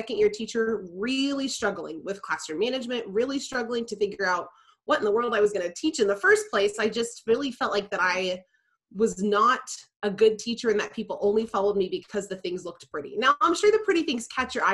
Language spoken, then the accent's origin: English; Tulsa, Oklahoma, United States; now in Oklahoma City, United States; I grew up in Tulsa as well